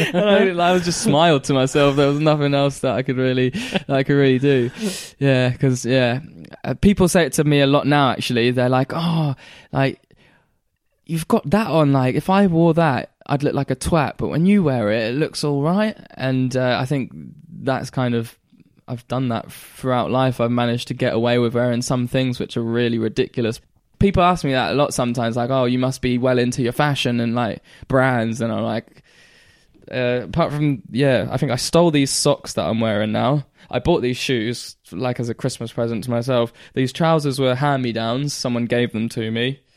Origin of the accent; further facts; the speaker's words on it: Caister, Norfolk, East of England, United Kingdom; also born or lived in Great Yarmouth; we moved from K-Star back to Great Yarmouth